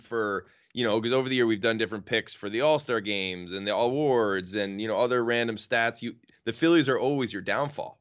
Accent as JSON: {"language": "English", "region": "New York", "country": "United States", "said": "as a New Yorker"}